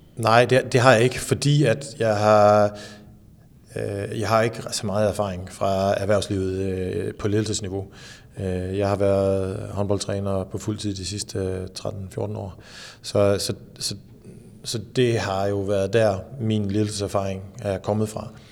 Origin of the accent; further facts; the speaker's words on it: Skanderborg, Central Denmark Region, Denmark; jeg voksede op i Skanderborg